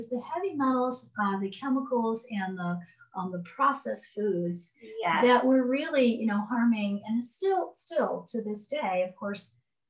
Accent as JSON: {"language": "English", "town": "Chicago", "region": "Illinois", "country": "United States", "moved": "yes", "lives_now": "Taos, United States", "said": "Because I'm from Chicago, moved to Taos, New Mexico"}